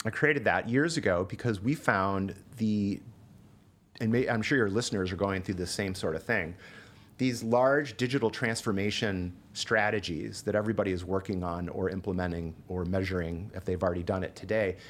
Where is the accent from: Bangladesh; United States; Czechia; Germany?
United States; Ottawa Hills, Ohio; moved away as an adult; also born or lived in Denver / Chicago; Growing up in Ohio was the best. I grew up in Ottawa Hills, which is just outside of Toledo